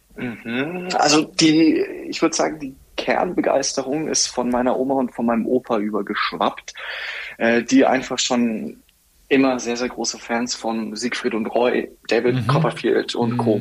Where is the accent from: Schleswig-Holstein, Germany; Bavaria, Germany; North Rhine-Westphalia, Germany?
Bavaria, Germany; Bobingen; in Bobingen. Das ist ein sehr schönes Städtchen, circa 20 Minuten, ja, Viertelstunde von Augsburg entfernt.